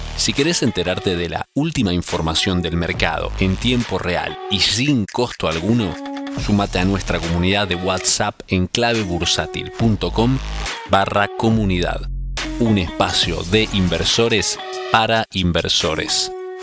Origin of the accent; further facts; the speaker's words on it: Argentina; uno como argentino en el exterior